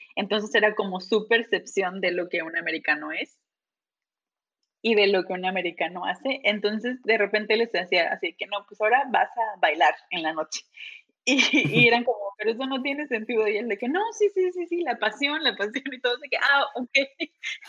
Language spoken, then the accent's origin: Spanish; Veracruz, Mexico; moved away as an adult; also born or lived in Monterrey / Mexico City; now in United States; soy de Veracruz, eh, estudié